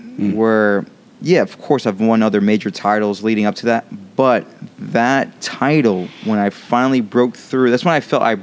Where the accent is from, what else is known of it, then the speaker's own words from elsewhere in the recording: New York City, New York, United States; also born or lived in Rockland County, New York; born and raised in New York. I lived in the Bronx until I was like 11 years old